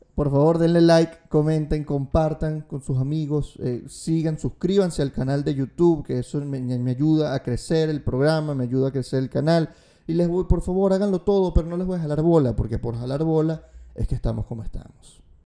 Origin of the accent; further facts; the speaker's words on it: Venezuela; cómo somos como venezolanos